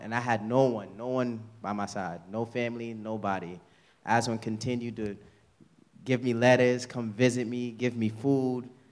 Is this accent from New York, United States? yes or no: yes; New York City, New York, United States; also born or lived in Haiti / Westchester / Harlem; I grew up in Queens in an abusive home